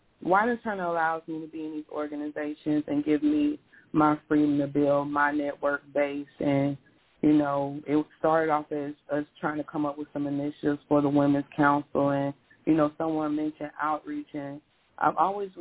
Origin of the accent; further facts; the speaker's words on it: Pensacola, Florida, United States; I was born and raised in Pensacola, Florida